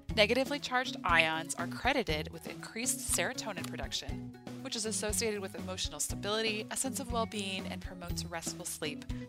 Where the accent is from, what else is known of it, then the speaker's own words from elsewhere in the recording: Williston, North Dakota, United States; In my little town of thirteen thousand people growing up in Williston, North Dakota